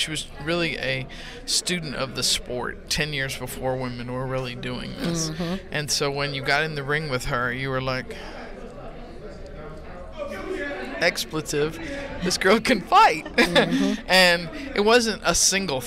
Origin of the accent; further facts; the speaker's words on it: Hawaii, United States; moved away; also born or lived in Texas; I grew up in Hawaii and stuff, I'm a Texas girl.